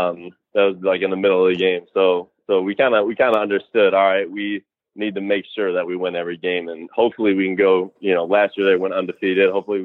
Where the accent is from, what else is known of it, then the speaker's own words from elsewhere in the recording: Michigan, United States; Central Michigan University is only a couple hours away from me, mm-hmm. my hometown.